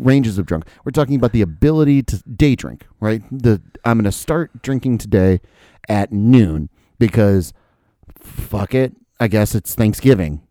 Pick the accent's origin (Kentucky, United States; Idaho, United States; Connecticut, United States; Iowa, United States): Iowa, United States; Dubuque; also born or lived in Florida; I moved up to Dubuque.